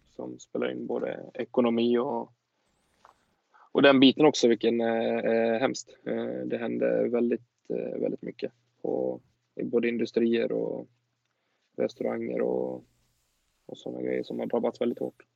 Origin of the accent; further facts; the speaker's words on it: Sweden; vi som åtminstone svenskar